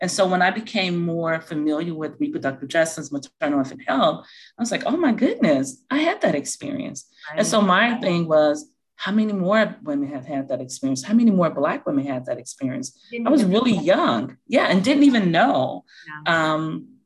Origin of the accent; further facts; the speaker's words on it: Chicago, Illinois, United States; moved away; So I am from Chicago, Illinois. And so I had my first 2 children in Chicago